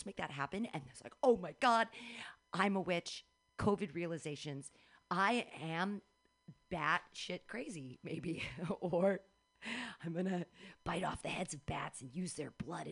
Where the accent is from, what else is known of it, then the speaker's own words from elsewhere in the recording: Danville, United States; I grew up in Danville